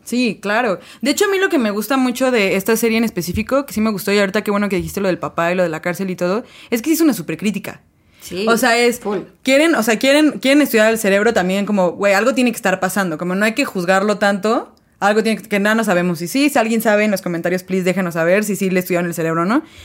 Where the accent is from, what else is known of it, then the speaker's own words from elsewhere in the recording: Mexico; somos en México